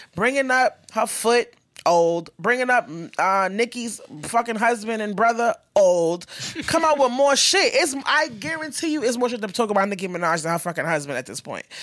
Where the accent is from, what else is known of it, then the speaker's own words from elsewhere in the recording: New York, United States; I'm from New York